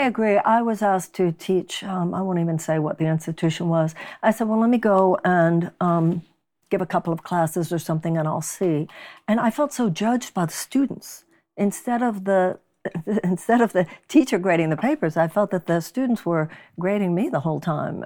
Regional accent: Texas, United States; moved away; Texas, my home state

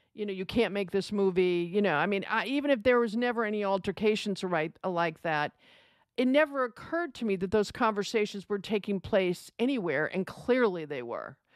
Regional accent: United States; as an American

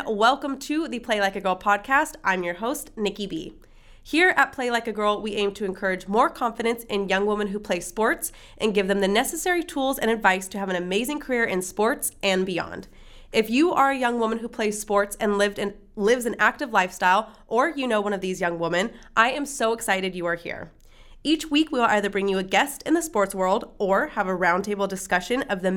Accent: Bay Area, California, United States; Bay Area girl, me too

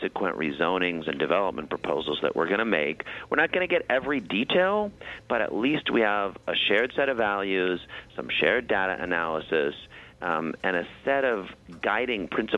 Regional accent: St. Louis, Missouri, United States; also born or lived in New York City; now in New York, United States; I grew up in St. Louis and I moved to New York and I love being here.

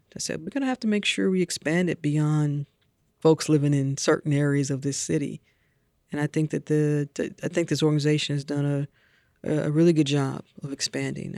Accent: St. Louis, Missouri, United States; I grew up in Saint Louis listening to Jack Buck on Cardinals broadcast with my father

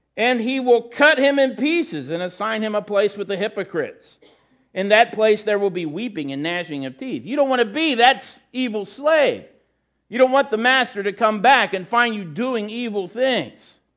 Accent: United States; As Americans

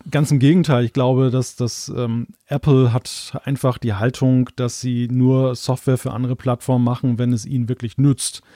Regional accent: Germany; jetzt als Deutscher

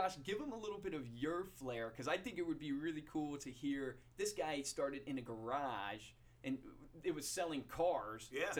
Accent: Central Virginia, United States; moved away; Now, I grew up in Central Virginia, so I'm not a Philly boy at heart.

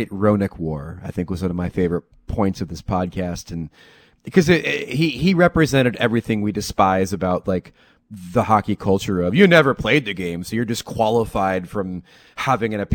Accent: New Jersey, United States; I'm from Jersey

